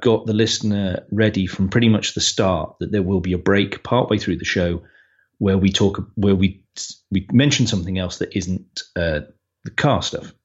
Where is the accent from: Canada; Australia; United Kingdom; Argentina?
United Kingdom; we're British